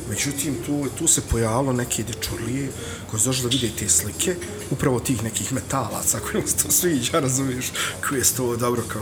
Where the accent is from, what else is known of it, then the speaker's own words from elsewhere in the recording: Sarajevo, Federation of Bosnia and Herzegovina, Bosnia & Herzegovina; moved away as an adult; now in Gradiška, Bosnia and Herzegovina; ja sam došao iz Sarajeva 300 km ovamo, nemam nikakvih korijena ovdje